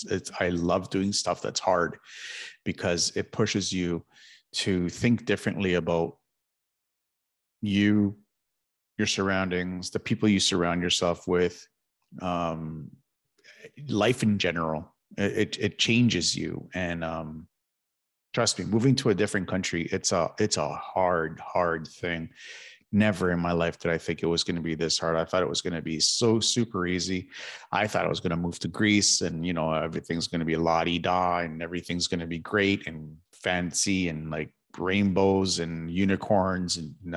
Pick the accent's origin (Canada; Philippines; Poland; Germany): Canada; Toronto, Ontario; moved away as an adult; I've lived in Toronto my entire life. I was born and raised in East York, Toronto, a district of East York in Toronto, Ontario.